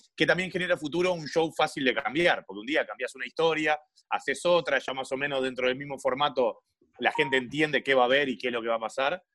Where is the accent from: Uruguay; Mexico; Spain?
Uruguay; Montevideo; yo soy de Malvin Norte